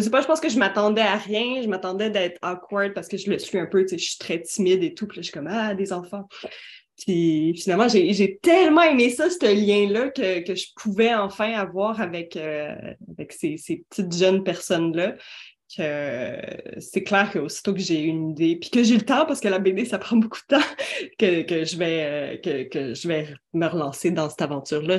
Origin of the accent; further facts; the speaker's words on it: Quebec, Canada; Moi, je suis québécoise